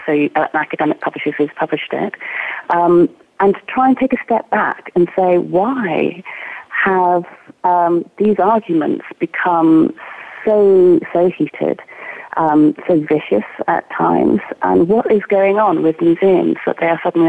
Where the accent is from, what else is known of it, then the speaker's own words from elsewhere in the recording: Oxford, South East England, United Kingdom; now in Scotland, United Kingdom; I grew up in Oxford